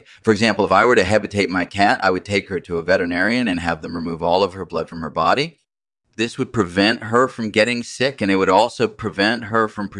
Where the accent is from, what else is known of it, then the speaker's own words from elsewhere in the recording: Cambridge, Massachusetts, United States; I grew up in Cambridge, Massachusetts, and I did my undergraduate studies at the Massachusetts Institute of Technology.